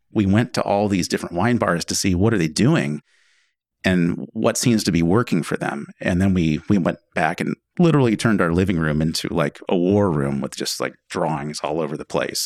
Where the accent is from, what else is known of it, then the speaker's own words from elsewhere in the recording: McMinnville, Oregon, United States; Well, Angela and I grew up in McMinnville, originally.